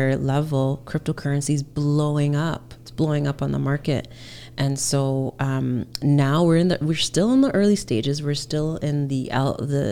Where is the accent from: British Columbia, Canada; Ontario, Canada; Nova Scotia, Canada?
Ontario, Canada; Hamilton; also born or lived in Alberta; now in Toronto, Canada; I grew up in Hamilton, Ontario